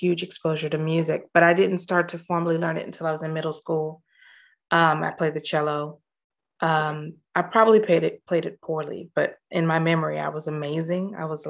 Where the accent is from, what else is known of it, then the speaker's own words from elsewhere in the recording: Los Angeles, California, United States; moved away as an adult; now in Scotland; I grew up in Los Angeles. Okay. Born and bred.